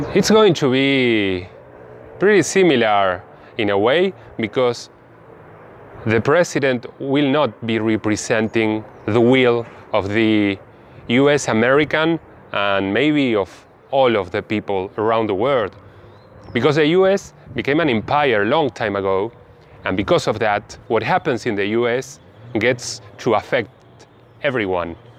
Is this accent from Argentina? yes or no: yes; Argentina; also born or lived in Bahía Blanca, Buenos Aires Province; I am from Argentina. I live in Bahia Blanca in the low valley of Provincia de Buenos Aires.